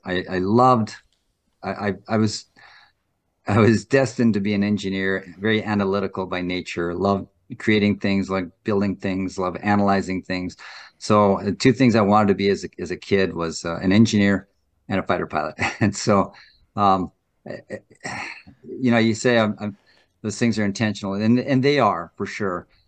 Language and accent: English; North Dakota, United States; I was born and raised in North Dakota